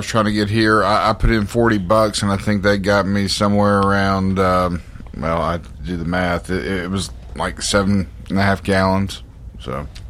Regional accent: Tuscumbia, Alabama, United States; moved away as an adult; also born or lived in Nashville, Tennessee; Well, I grew up in northwest Alabama, in the Shoals area, Tuscumbia, Sheffield. All of my folks were from there. They go back to almost the 1700s down there.

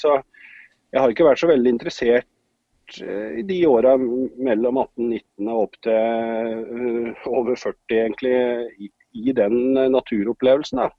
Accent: Hamar, Innlandet, Norway; moved away as an adult; also born or lived in Grimstad / Oslo; now in Son, Norway; fra Grimstad, men oppvokst utenfor Hamar.

